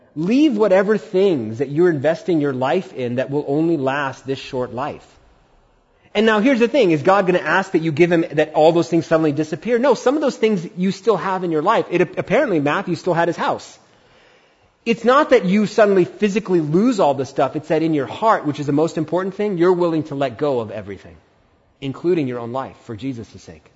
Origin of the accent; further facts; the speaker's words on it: India; As an Indian